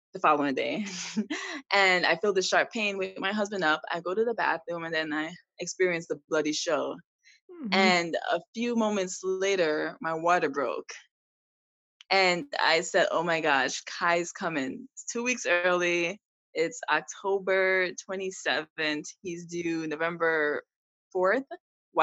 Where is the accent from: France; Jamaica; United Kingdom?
Jamaica; also born or lived in New York City, United States; now in Arnold, United States; And I was born in Jamaica. Moved to New York City, met my husband on Instagram, and now here I am in California